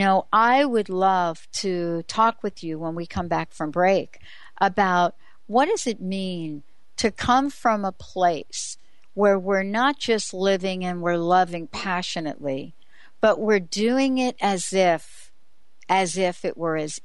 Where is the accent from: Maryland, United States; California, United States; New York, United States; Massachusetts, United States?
New York, United States; New York City; a kid growing up in the Bronx, being in the projects of New York City